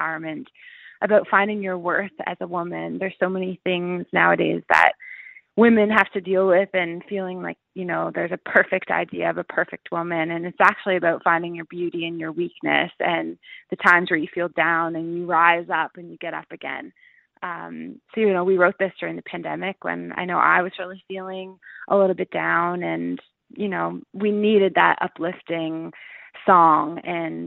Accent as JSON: {"language": "English", "town": "Listowel", "region": "Ontario", "country": "Canada", "tie": "born or raised there", "said": "I grew up listening to Country 104 a ton in Listowel, and I know I have a lot of my friends and fans from my hometown listen"}